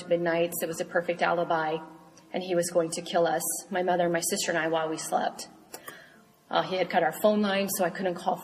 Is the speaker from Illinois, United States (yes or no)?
yes; Marion, Illinois, United States; now in Fort Scott, United States; my hometown of Marion, Illinois